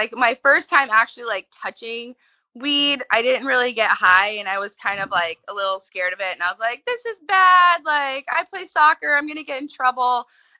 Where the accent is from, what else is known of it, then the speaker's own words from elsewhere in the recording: Oregon, United States; We're from Southern Oregon, and we're the owners of Ladies of Paradise.